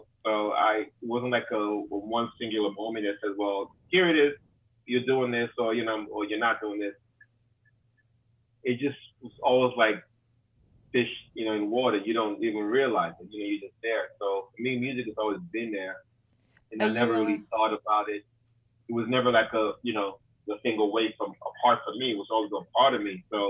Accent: New York, United States; And, you know, I grew up there. I grew up in New York. You know, I grew up just everywhere. You know, just like traveled a lot as a kid.

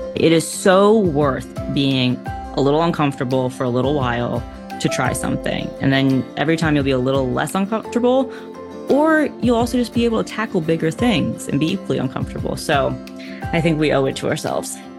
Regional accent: New York, United States; a New Yorker in racing

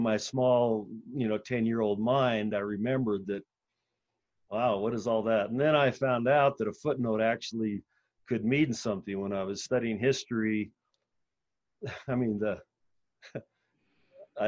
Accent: Southern California, United States; a kid growing up in Southern California

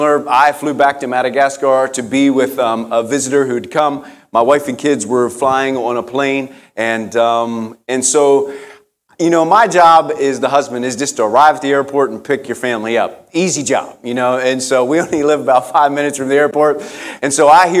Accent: West Virginia, United States; I'm from West Virginia.

